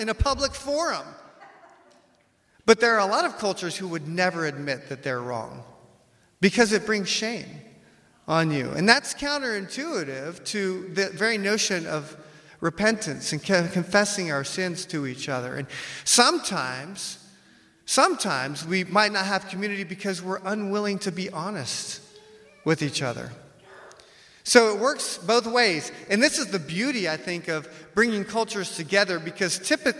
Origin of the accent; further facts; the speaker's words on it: United States; I'm from the West, I'm American